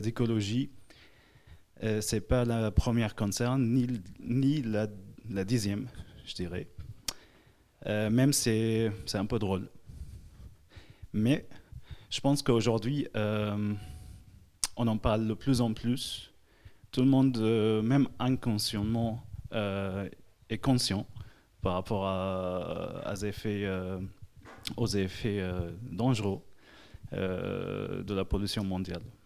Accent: Syria; now in Lyon, France; J'ai grandi en Syrie

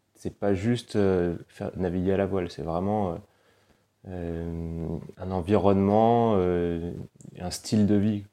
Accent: Paris, Île-de-France, France; moved away; j'ai grandi à Paris et mes deux parents sont niçois

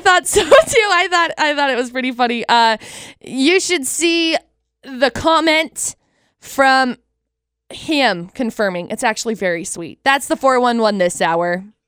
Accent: Utah, United States

